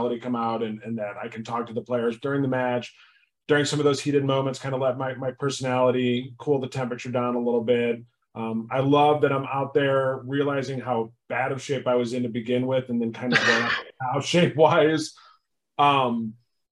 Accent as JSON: {"language": "English", "town": "St. Louis", "region": "Missouri", "country": "United States", "said": "I'm from St. Louis"}